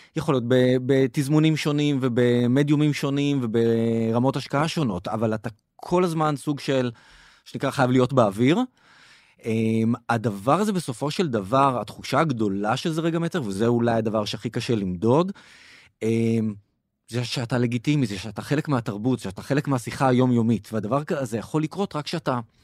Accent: Israel; אנחנו כישראלים

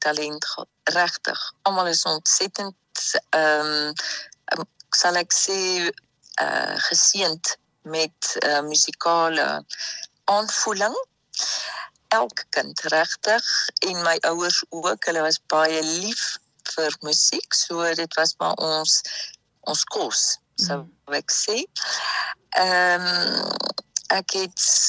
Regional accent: Free State, South Africa; now in France; En ek is gebore in Suid-Afrika. So die ons ander kinders, ons vier kinders is almal in Suid-Afrika gebore. So ek is 'n Suid-Afrikaner

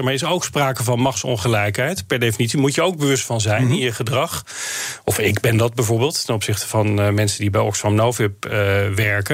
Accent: North Brabant, Netherlands; ik kom zelf uit Brabant

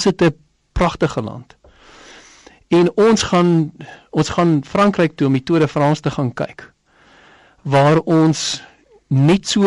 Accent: South Africa

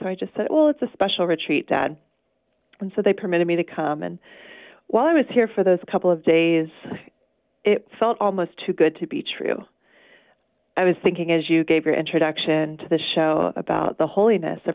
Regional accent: Charleston, South Carolina, United States; moved away; I grew up in Charleston, South Carolina, and I was born to a loving Catholic family

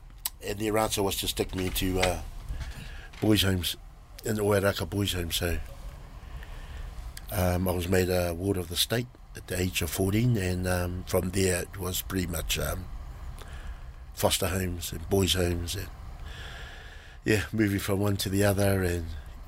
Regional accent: Auckland, New Zealand; So I was brought up in Ponsonby Grey Lynn area, central, most of my young life, and went to local schools there, Richmond Road Primary, Marist, and went to intermediate Marist, Vermont Street Brothers

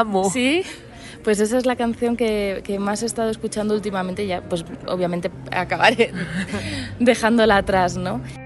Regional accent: Madrid, Community of Madrid, Spain; Yo soy de Madrid

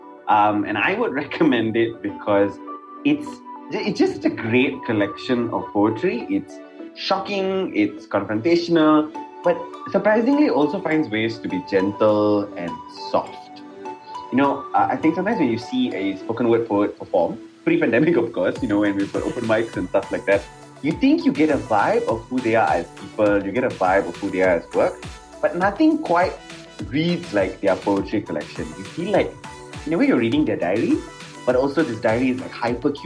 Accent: Malaysia; a Malaysian Indian person

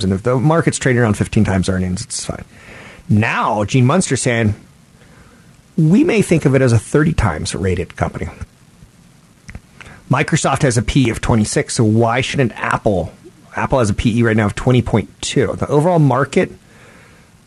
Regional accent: Japan; I was born in Japan

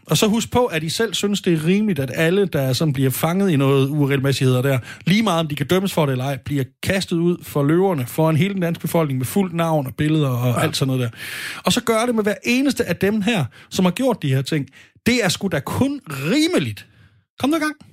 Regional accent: Sønderborg, Southern Denmark, Denmark; moved away; I Sønderborg, hvor jeg kommer fra

